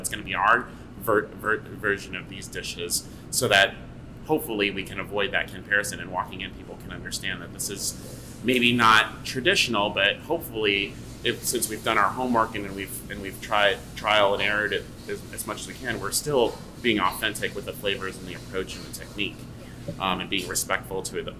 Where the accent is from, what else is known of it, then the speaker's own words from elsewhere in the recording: St. Louis, Missouri, United States; I knew growing up in St. Louis, like I had seen Filipino restaurants come and go growing up through the years.